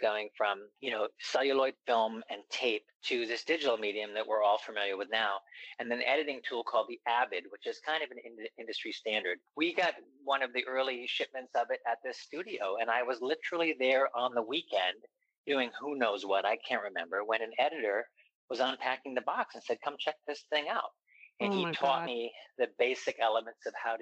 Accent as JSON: {"language": "English", "region": "East Coast", "country": "United States", "also_born_or_lived": "San Francisco", "moved": "yes", "lives_now": "Los Angeles, United States", "said": "I'm from the East Coast"}